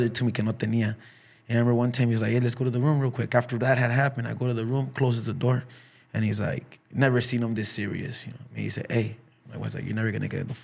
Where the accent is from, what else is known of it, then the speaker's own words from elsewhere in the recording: Los Angeles, California, United States; also born or lived in Huntington Park; when I was a kid in South Central